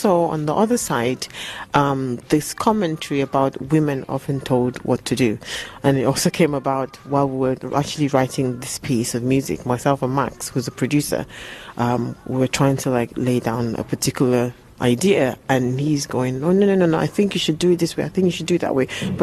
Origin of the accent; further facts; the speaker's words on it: Nigeria; also born or lived in England; now in London, United Kingdom; I grew up born in England, but growing up in Africa, I've got the influences of both